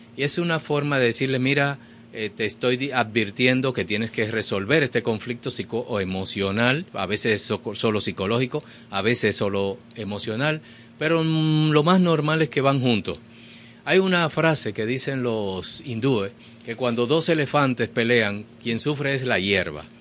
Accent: Dominican Republic; todos somos dominicanos

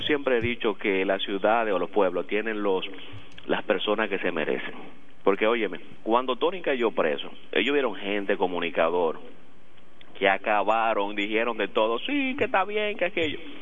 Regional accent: Villa Hermosa, La Romana, Dominican Republic; yo soy de Villahermosa, pero mi jurisdicción está allá en la romana

